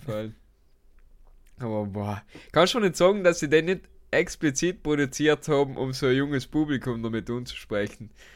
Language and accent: German; South Tyrol, Trentino-Alto Adige, Italy; also born or lived in Basque Country; als Südtiroler